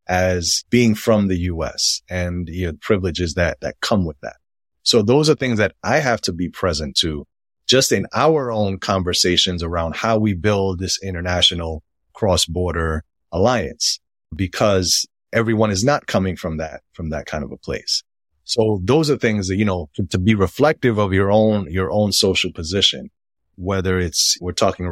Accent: United States; but I was born and raised in the United States. Even though my family is from the Dominican Republic and I am Black and identify as Black and I've grown up that way in the United States

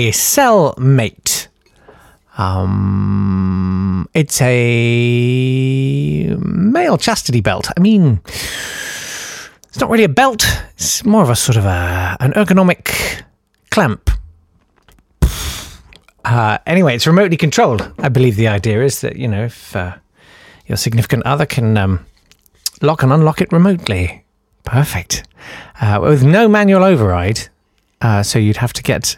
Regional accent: United Kingdom

